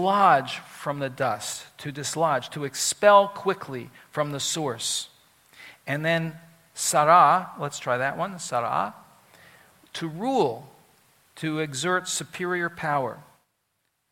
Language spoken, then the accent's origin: English; Philadelphia, Pennsylvania, United States; it's my hometown, even though I grew up in the suburb